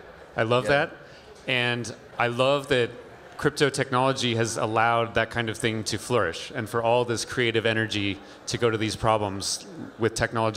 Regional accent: Colorado, United States; So I'm from Colorado, and it's been really fun to see this branch of crypto, which is Ethereum. It's become a major branch, like come back to my hometown and where I'm from

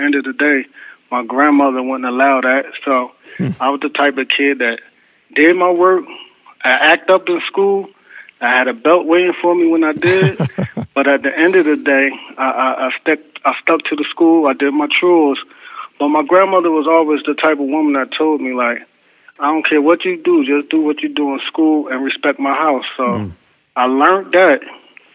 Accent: East Orange, New Jersey, United States; as a kid, I grew up in East Orange, New Jersey

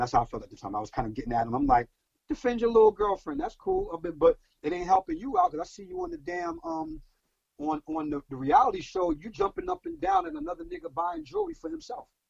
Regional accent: New York City, New York, United States; I'm from Brooklyn.

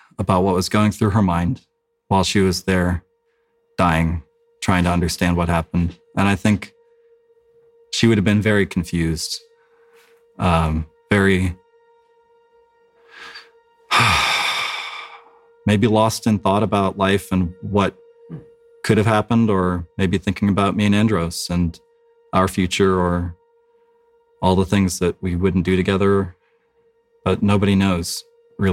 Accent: South Carolina, United States; Growing up in South Carolina, my father taught me to shoot guns

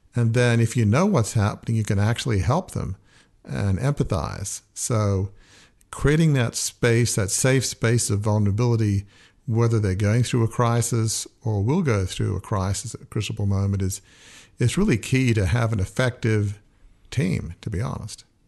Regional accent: Australia; moved away; also born or lived in United States / Oxford; I grew up in a large family media business. It had been in my family for a hundred and fifty years. It had the Australian equivalent of the New York Times

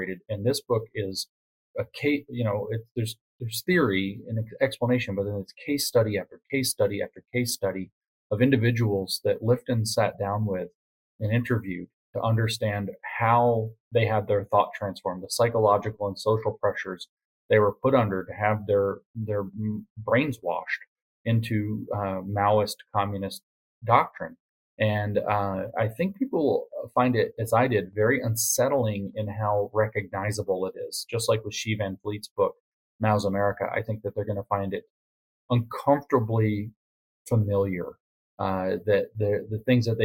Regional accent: United States; as an American

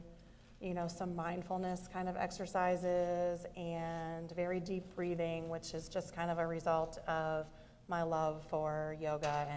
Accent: Fredericktown, Ohio, United States; I grew up in Fredericktown, Ohio, which is a small town

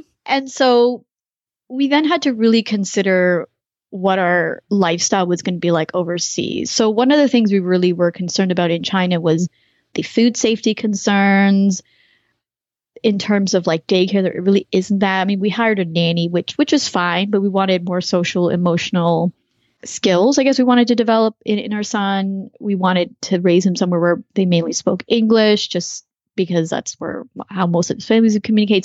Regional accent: Canada; moved away as an adult; now in United States; I'm actually a Canadian living in the US, lived in a bunch of different countries

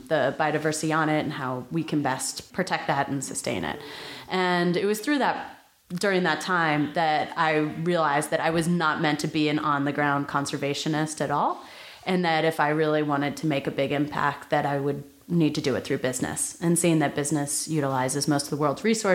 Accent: New Jersey, United States; moved away as an adult; also born or lived in Nashville, Tennessee / Baltimore, Maryland; now in San Francisco, United States; we eventually landed in New Jersey when I was 7. And so that's where I spent the majority of my childhood

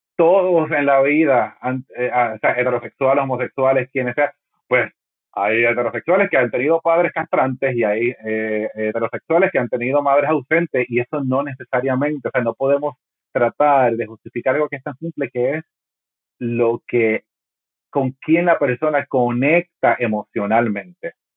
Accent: Puerto Rico; ha sido como puertorriqueño

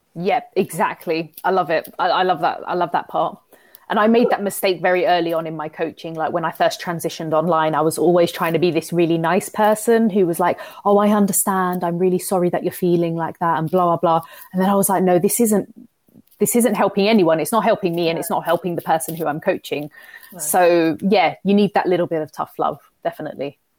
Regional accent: London, United Kingdom; moved away; I'm from London. I don't know, I no longer live in London anymore

